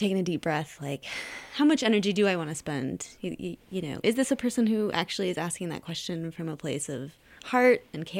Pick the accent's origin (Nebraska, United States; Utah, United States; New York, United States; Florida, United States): Utah, United States; I'm a local, that I'm from Utah, which is really rare for them usually